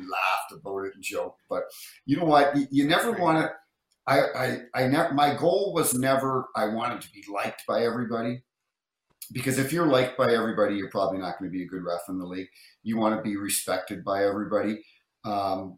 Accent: New Brunswick, Canada; growing up in New Brunswick, I was a Toronto Maple Leafs fan

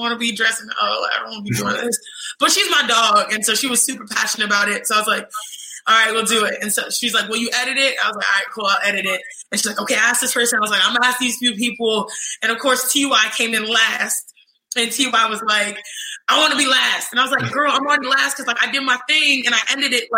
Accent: United States; also born or lived in Nigeria; I am Nigerian, American

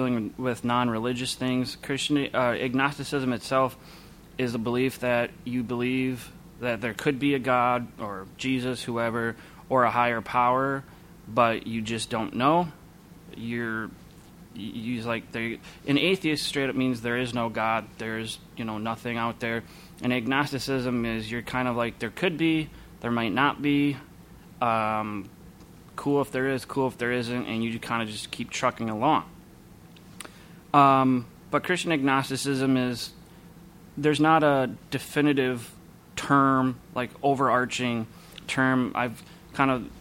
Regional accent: Minneapolis, Minnesota, United States; I grew up here in the Twin Cities

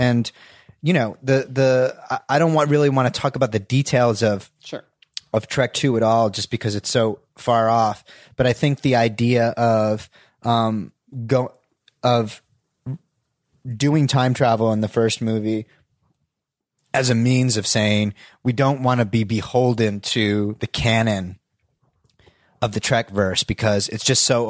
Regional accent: New Jersey, United States; I grew up in Northern New Jersey, and we used to go into Forbidden Planet, every other week in the village

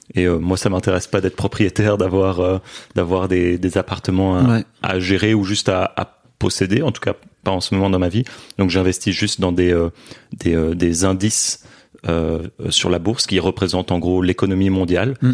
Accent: Brussels, Brussels-Capital Region, Belgium; also born or lived in Beijing, China; j'ai grandi à Bruxelles en Belgique

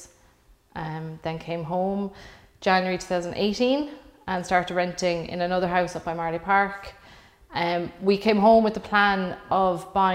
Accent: Cork, Munster, Ireland; now in Dublin, Ireland; I'm from Cork

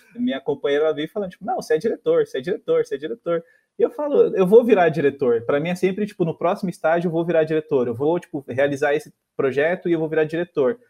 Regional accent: São Paulo, Brazil; eu sou do Sapopemba

